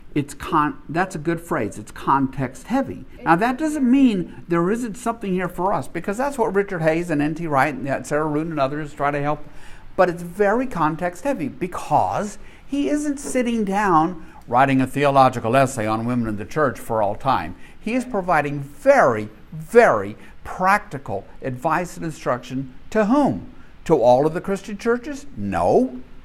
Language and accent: English; Deep South, United States; growing up in the Deep South